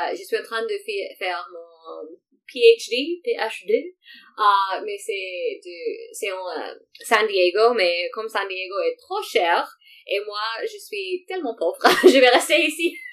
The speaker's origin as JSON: {"language": "French", "country": "Morocco", "second_language": "French", "said": "Mais dans l'histoire du Maroc, euh, nous étions colonisés partout. Donc il y a des quartiers du Maroc avec l'architecture euh, d'Espagne, d'Espagne euh, ou des Français"}